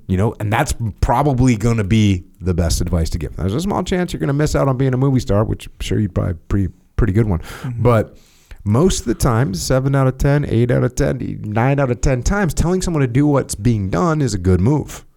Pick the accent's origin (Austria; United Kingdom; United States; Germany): United States; because I'm American, I'm a normal American